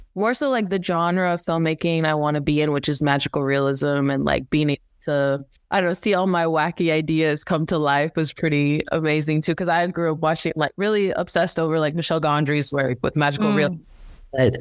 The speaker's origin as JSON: {"language": "English", "country": "Belize", "tie": "born or raised there", "moved": "yes", "lives_now": "United States", "said": "a big part of my roots was growing up in the Caribbean. I'm originally from Belize. I ended up basically leaving everything, my family, and just my upbringing back home on the island to pursue a better education in America."}